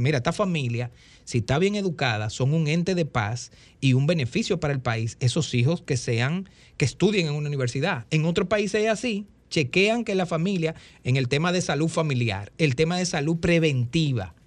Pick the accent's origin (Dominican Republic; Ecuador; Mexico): Dominican Republic; soy dominicano con una cédula